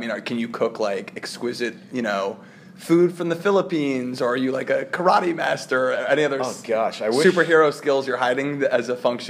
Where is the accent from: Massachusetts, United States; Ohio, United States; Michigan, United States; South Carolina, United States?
Ohio, United States; Cincinnati; I grew up in Cincinnati, Ohio, and I stayed in Cincinnati, Ohio. And I'm back in Cincinnati, Ohio.